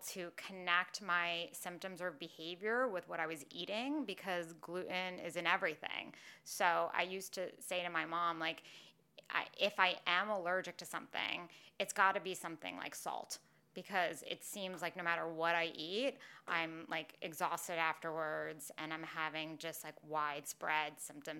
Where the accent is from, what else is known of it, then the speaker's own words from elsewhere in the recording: New York City, New York, United States; growing up in New York City